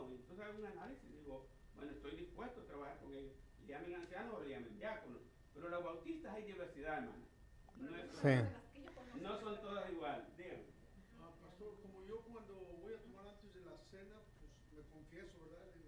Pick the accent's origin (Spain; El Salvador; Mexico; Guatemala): El Salvador; moved away; primer choque que yo tuve cuando vine de Salvador, porque venía de la centroamericana, y allá todo es igual, es un molde para todas las iglesias, una sola constitución para todos.